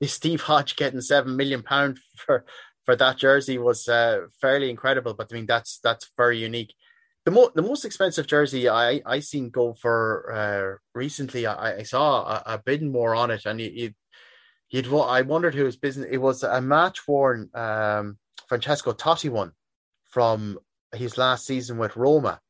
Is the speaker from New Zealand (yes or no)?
no; Sligo, Connacht, Ireland; I'm from Sligo myself